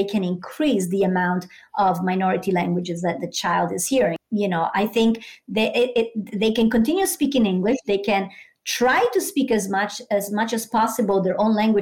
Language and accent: English; San Marino; first language Italian; English is a second language; moved away as an adult; now in United States; I grew up monolingual and in a small town. Actually, I'm from San Marino, so even a really like small country.